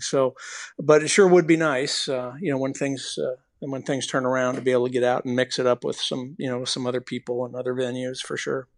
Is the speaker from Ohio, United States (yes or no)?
no; Bay Area, California, United States; now in Phoenix, United States; we're both from the Bay Area, we're both, both, uh, you know, Bay Area guys